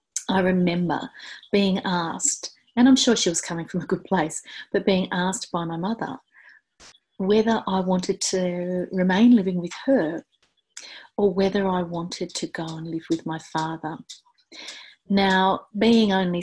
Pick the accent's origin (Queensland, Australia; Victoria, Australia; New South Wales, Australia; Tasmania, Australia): Tasmania, Australia; Hobart; next stop after my hometown of Hobart is Antarctica